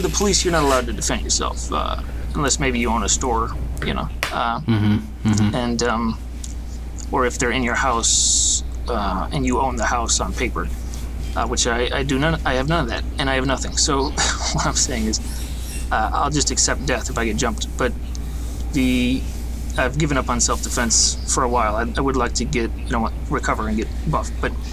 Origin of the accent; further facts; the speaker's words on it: Detroit, Michigan, United States; Detroit, inside the city by 7 Mile. Gratiot area.